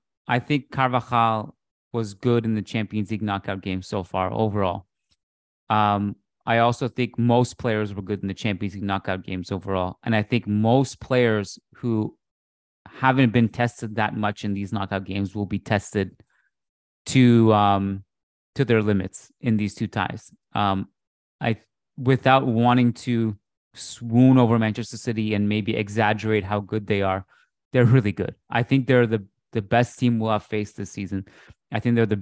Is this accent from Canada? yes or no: yes; Canada; as a Canadian